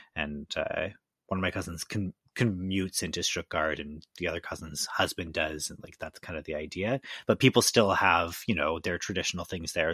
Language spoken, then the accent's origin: English; Victoria, British Columbia, Canada; moved away; in beautiful British Columbia in my hometown, Victoria